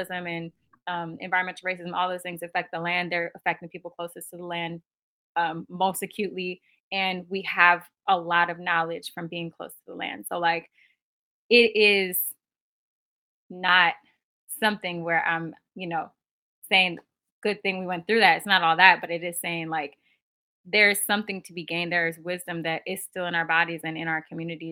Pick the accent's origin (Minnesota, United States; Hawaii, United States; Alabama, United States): Minnesota, United States; Minneapolis; moved away; I'm originally from Minneapolis, Minnesota